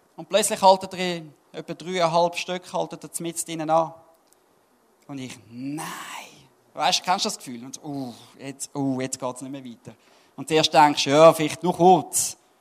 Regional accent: Switzerland; Als Schweizer

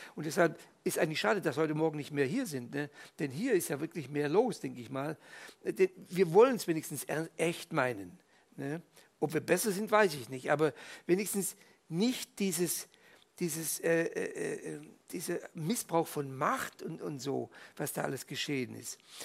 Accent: Fribourg, Switzerland; moved away; also born or lived in Tübingen, Germany; im katholischen Fribourg, wo ich in der Schule war

